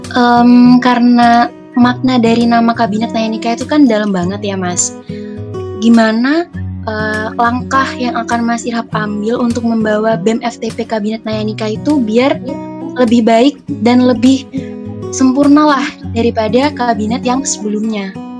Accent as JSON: {"language": "Indonesian", "area": "Kebunsari, Jember", "region": "East Java", "country": "Indonesia", "said": "aku dari Kebun Sari"}